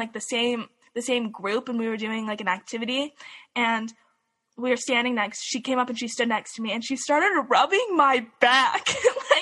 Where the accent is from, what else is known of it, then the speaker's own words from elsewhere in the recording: Salt Lake City, Utah, United States; I grew up in Salt Lake City